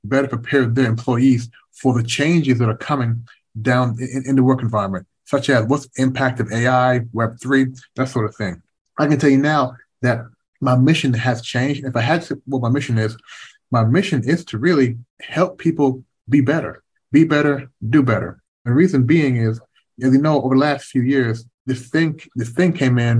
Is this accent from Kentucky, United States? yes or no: yes; Kentucky, United States; moved away as an adult; also born or lived in Canada / Washington, D.C.; growing up in Kentucky